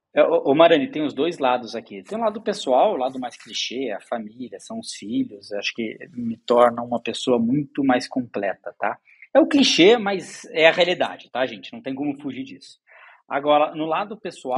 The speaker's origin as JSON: {"language": "Portuguese", "town": "Curitiba", "region": "Paraná", "country": "Brazil", "tie": "born or raised there", "moved": "as an adult", "lives_now": "São Paulo, Brazil", "said": "Eu sou curitibano, é, cresci lá"}